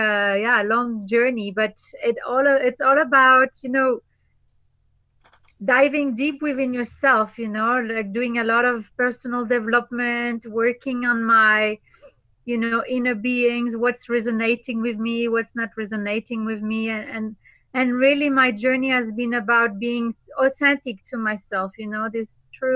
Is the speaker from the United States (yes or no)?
no; Normandy, France; I am originally from Normandie, France. Yes, the north of France.